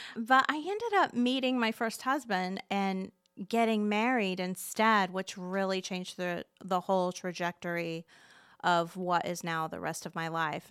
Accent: Muncie, Indiana, United States; Born and raised in Delaware County

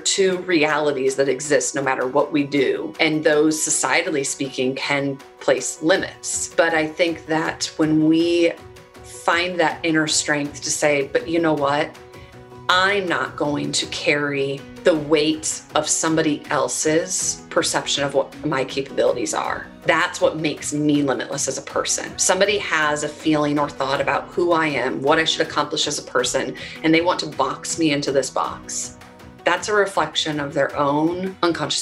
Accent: Minnesota, United States; I grew up in Minnesota, and I'm the baby of three girls.

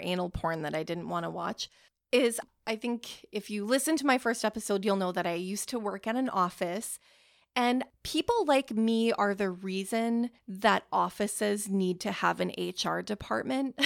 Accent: Canada

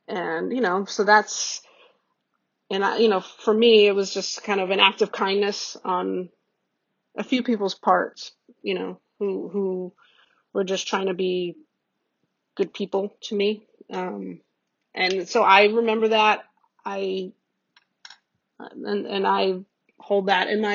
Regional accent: New York, United States; I'm a New Yorker.

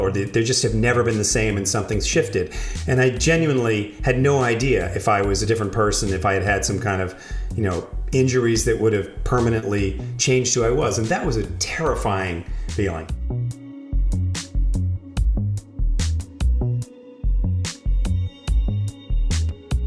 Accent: New York City, New York, United States; I grew up in New York City

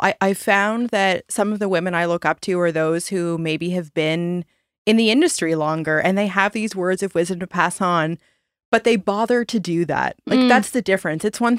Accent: Annapolis Valley, Nova Scotia, Canada; I grew up in the Annapolis Valley.

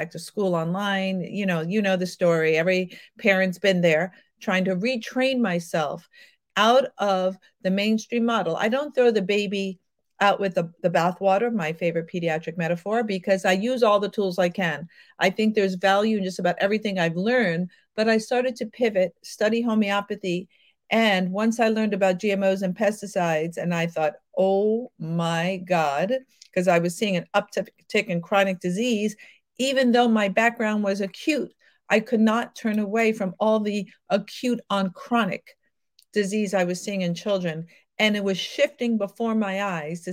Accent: New York, United States; I'm from New York, the city of troglodytes and backward medicine

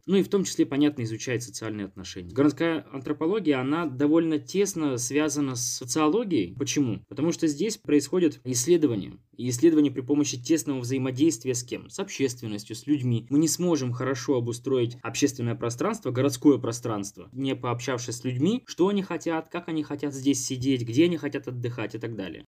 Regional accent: Irkutsk, Irkutsk Oblast, Russia; Я из Иркутска. Сейчас учусь в магистратуре

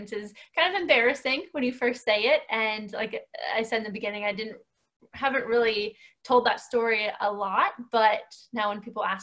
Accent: Northwestern Pennsylvania, United States; moved away as an adult; now in near Philadelphia, United States; I hail from Northwestern Pennsylvania. I grew up there, very rural area

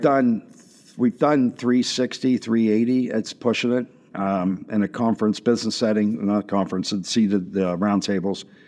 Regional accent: Washington, Pennsylvania, United States; I grew up in Washington, P

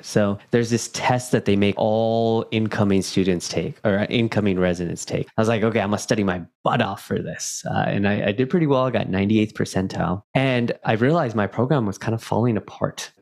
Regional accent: Silicon Valley, California, United States; I was born in Silicon Valley

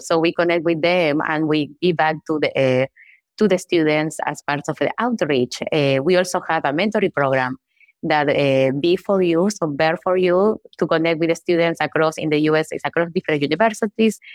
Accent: Uruguay; moved away as an adult; I am from Uruguay. I was born there and grew up, and I did my undergraduate there

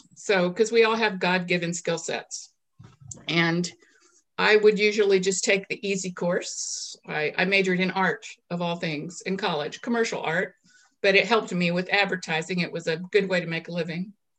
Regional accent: Little Rock, Arkansas, United States; also born or lived in South Dakota / Maryland; I'm an Air Force brat from a military family. I'm basically from Little Rock, Arkansas, but we've traveled all over the place.

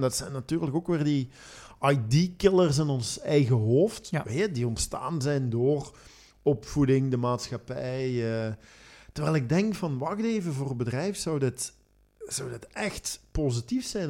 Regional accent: Belgium; ik nu als Belg

